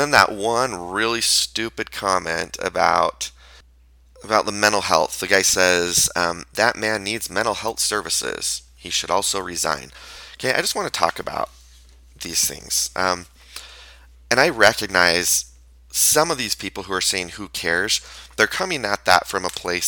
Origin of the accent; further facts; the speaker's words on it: Payson, Utah, United States; also born or lived in Orem, Utah; I grew up in Payson, which is a neighboring city to Spanish Fork